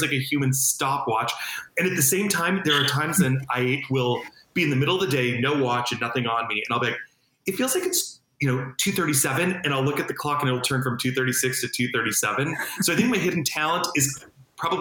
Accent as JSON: {"language": "English", "town": "Los Angeles", "region": "California", "country": "United States", "tie": "born or raised there", "said": "Woodland Hills, California in the 1980s"}